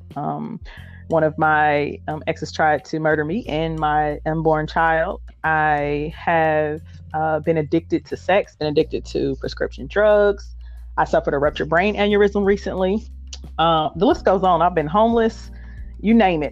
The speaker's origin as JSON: {"language": "English", "town": "Indianapolis", "region": "Indiana", "country": "United States", "said": "I am from Indianapolis, Indiana, and I still reside here."}